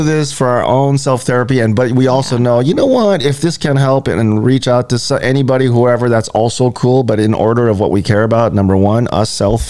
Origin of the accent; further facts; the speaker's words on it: Hawaii, United States; And I am Hawaiian. So, Polynesian. I'm Polynesian.